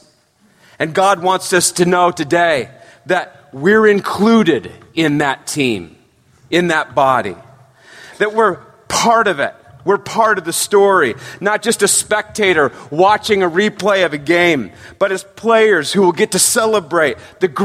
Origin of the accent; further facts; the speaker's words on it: San Francisco Bay Area, California, United States; I grew up in the San Francisco Bay Area